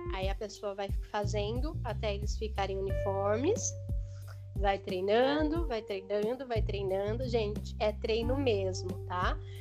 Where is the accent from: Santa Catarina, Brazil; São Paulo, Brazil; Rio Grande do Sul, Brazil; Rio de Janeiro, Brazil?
São Paulo, Brazil; interior of; Eu sou do interior de São Paulo